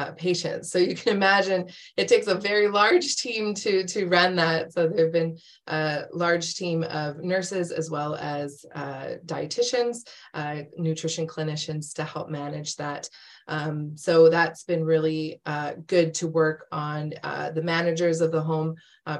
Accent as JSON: {"language": "English", "town": "Calgary", "region": "Alberta", "country": "Canada", "tie": "born or raised there", "also_born_or_lived": "Edmonton / Hamilton", "moved": "as an adult", "said": "So I'm from Canada. I was born and raised in Calgary"}